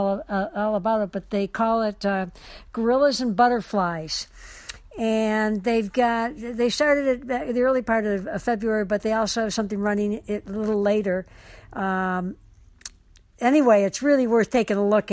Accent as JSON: {"language": "English", "town": "Detroit", "region": "Michigan", "country": "United States", "moved": "yes", "lives_now": "Hawaii, United States", "said": "I'm from Detroit, actually, but I live here now"}